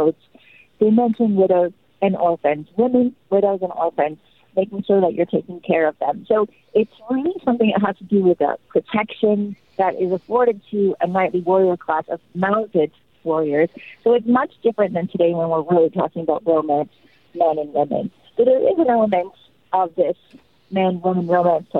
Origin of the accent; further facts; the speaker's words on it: Canada; I'm Canadian